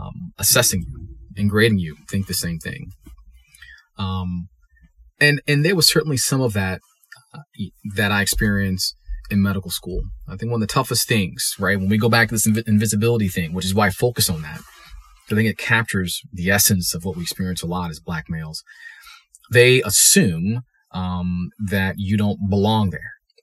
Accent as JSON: {"language": "English", "region": "Maryland", "country": "United States", "tie": "born or raised there", "also_born_or_lived": "Charleston / Durham, North Carolina", "said": "but I actually ended up growing up in Maryland. We moved there when I was in third grade."}